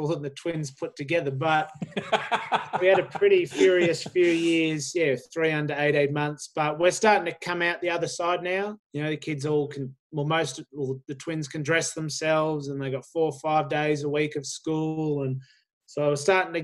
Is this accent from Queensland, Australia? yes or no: no; Sydney, New South Wales, Australia; I grew up in Sydney.